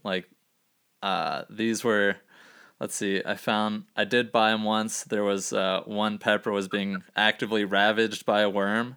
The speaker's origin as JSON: {"language": "English", "town": "Gainesville", "region": "Florida", "country": "United States", "tie": "born or raised there", "said": "growing up in Gainesville, Florida"}